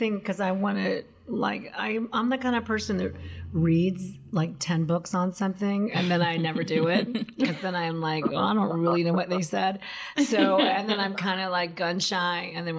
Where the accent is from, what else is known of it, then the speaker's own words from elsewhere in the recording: South Carolina, United States; now in Alaska, United States; I grew up in South Carolina